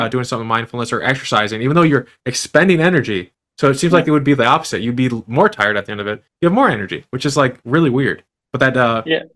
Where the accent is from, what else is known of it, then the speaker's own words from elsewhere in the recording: United States; I'm an American